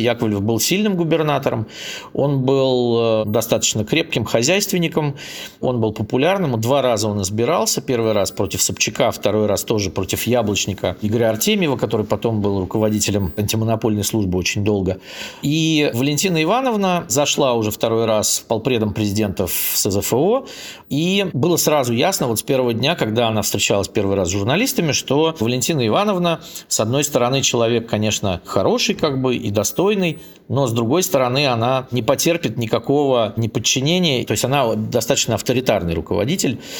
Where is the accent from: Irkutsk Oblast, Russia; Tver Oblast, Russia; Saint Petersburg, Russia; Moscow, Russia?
Saint Petersburg, Russia; Я сам из Питера